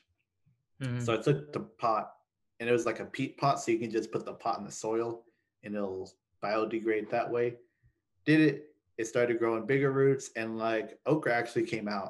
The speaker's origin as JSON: {"language": "English", "town": "Lawton", "region": "Oklahoma", "country": "United States", "tie": "born or raised there", "moved": "as an adult", "lives_now": "Edmond, United States", "said": "I originally went to Cameron University because I was born in Lawton"}